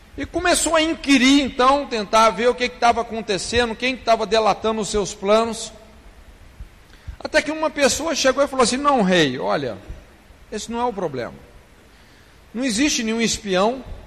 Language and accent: Portuguese; Brazil; nós, os brasileiros